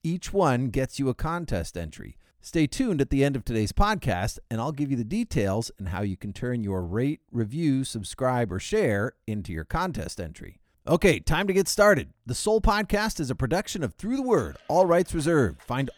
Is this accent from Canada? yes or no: no; Turkey; born there; my parents worked in the Foreign Service, which explains why I was born in Turkey.